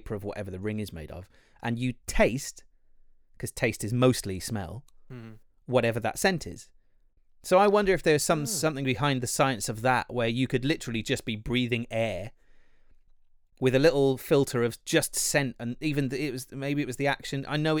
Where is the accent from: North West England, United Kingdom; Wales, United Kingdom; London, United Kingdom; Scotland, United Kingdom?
Wales, United Kingdom; I think as a Welshman, the Welsh versus English thing is so much stronger than it is for any other country.